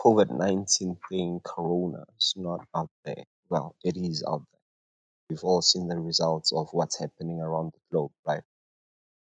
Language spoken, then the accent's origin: English; South Africa; I'm actually from South Africa